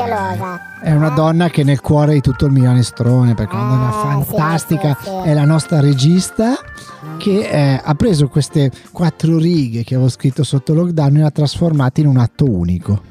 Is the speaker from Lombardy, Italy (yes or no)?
yes; Carugate, Lombardy, Italy; io sono un forestiero qua, qui a Gorgonzola, perché sapete sono di Carugate